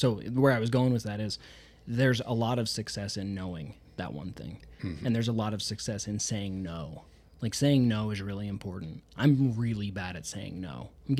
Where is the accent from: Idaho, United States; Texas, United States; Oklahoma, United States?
Idaho, United States; I'm from Idaho.